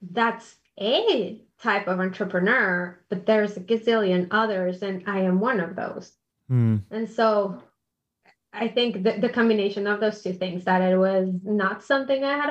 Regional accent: Bogotá, Colombia; moved away as an adult; also born or lived in New York City, United States; now in Indianapolis, United States; I'm originally from Colombia, born and raised in Bogota.

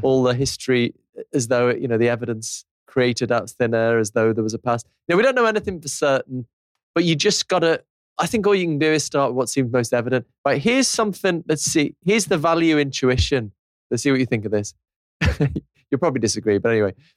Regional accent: Liverpool, North West England, United Kingdom; I'm from Liverpool

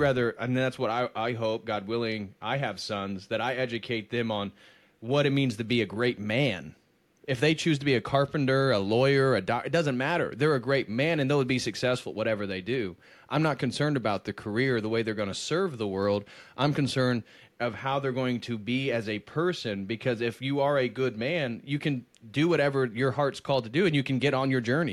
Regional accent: United States; I love being American. I'm very proud of it

